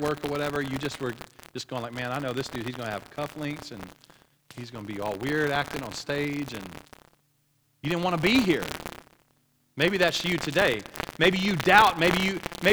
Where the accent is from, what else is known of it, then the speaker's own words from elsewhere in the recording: Oklahoma, United States; I grew up in Oklahoma.